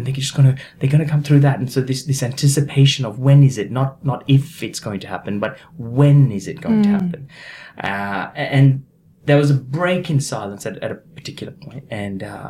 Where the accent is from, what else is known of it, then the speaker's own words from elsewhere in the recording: east side of Sri Lanka, Eastern Province, Sri Lanka; also born or lived in Australia; now in Brisbane, Australia; I was born in a small village on the east side of Sri Lanka. And we had quite a comfortable life growing up.